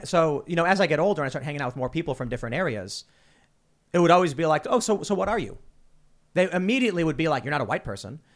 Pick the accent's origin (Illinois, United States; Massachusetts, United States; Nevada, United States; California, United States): Illinois, United States; Chicago; moved away; I'm actually from Chicago